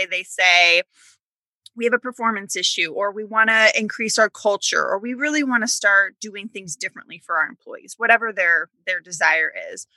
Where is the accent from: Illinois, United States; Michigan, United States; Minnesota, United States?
Illinois, United States; also born or lived in Wisconsin; I grew up in Illinois